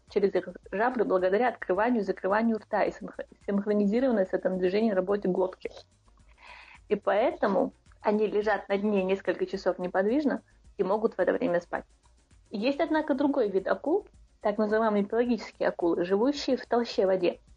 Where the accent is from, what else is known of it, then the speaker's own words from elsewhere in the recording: Shatoy, Chechnya, Russia; Чисто из-за того, что я из Шатоя, а шатоевский хлеб, как вы знаете, очень самый вкусный.